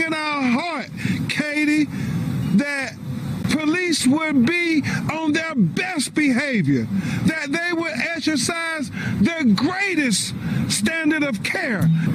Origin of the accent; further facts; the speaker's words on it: Stevens Point, Wisconsin, United States; my hometown of Stevens Point, Wisconsin, has a tank.